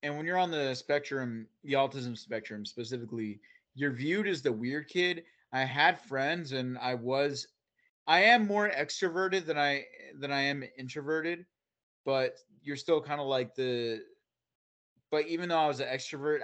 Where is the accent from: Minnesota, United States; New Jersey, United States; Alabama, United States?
New Jersey, United States; central; also born or lived in Florida; I'm a homegrown Jersey boy. So in the central Jersey area